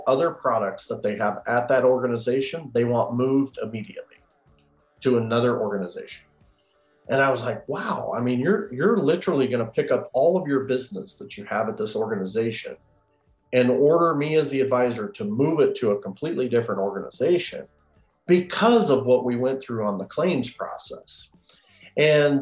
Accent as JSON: {"language": "English", "region": "Iowa", "country": "United States", "said": "I'm from Iowa"}